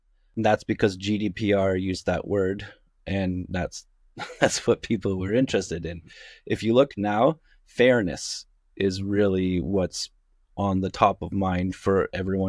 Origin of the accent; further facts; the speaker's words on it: Kitchener, Ontario, Canada; also born or lived in United States; I am of Canadian background. I'm out of Kitchener-Waterloo.